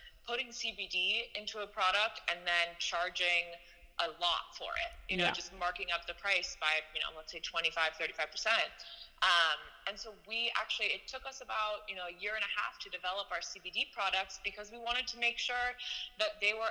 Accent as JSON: {"language": "English", "town": "San Francisco", "region": "California", "country": "United States", "tie": "born or raised there", "said": "we grew up together in San Francisco"}